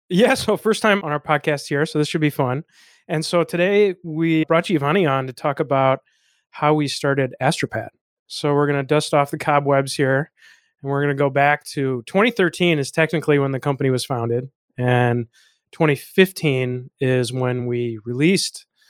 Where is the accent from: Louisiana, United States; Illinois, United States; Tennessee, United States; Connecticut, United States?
Illinois, United States; Chicago; I'm from Illinois. I'm from the Chicago area